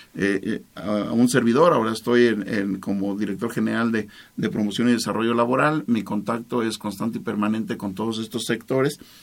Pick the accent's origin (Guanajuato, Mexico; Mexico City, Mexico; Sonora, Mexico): Guanajuato, Mexico; Salamanca; Todos somos salmantinos, todos somos guanajuatenses, todos somos mexicanos